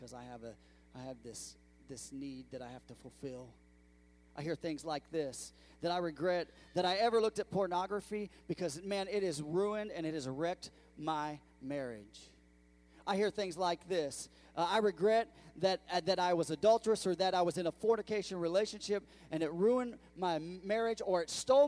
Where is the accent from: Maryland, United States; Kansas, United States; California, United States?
California, United States; moved away as an adult; now in Bedford, United States; I'm from California.